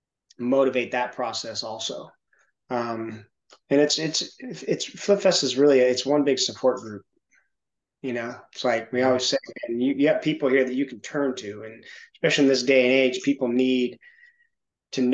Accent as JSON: {"language": "English", "town": "Santa Monica", "region": "California", "country": "United States", "tie": "born or raised there", "moved": "yes", "lives_now": "Knoxville, United States", "said": "there was a lot of motivation for me that came from growing up in Santa Monica, in the Hollywood area"}